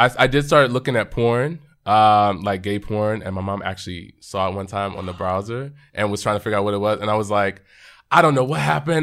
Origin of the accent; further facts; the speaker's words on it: Arlington, Texas, United States; we grew up in Arlington, Texas, so right outside of Dallas